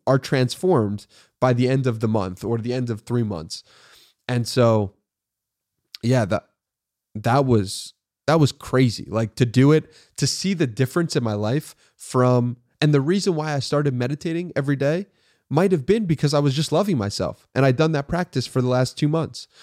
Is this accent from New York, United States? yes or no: yes; Long Island, New York, United States; moved away as an adult; now in Austin, United States; I was born in, uh, New York City and I grew up in Long Island, New York